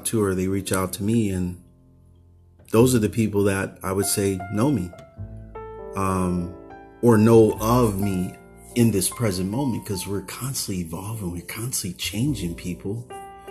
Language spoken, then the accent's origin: English; Oakland, California, United States; I grew up in Oakland